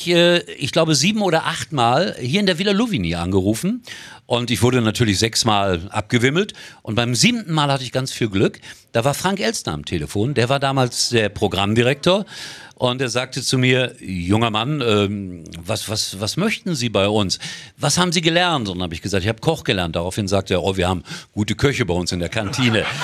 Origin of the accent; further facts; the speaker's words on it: Gelsenkirchen, North Rhine-Westphalia, Germany; born there; ich bin gebürtiger Schalker da ist er mein Schalker mein Schalker ja. Also, und insofern ist das auch mein Heimatverein